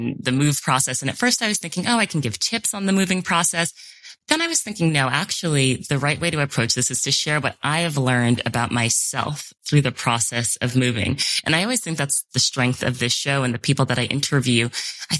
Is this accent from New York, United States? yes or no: yes; New York City, New York, United States; moved away as an adult; how much of my identity is tied to being a New Yorker, because that is so much of what I know, and it's my life, and it's where I grew up